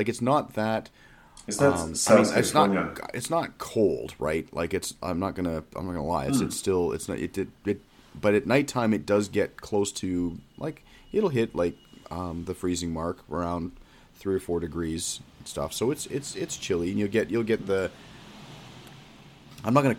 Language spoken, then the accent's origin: English; Canada; moved away as an adult; also born or lived in London, United Kingdom; now in Northern California, United States; I'm used to being Canadian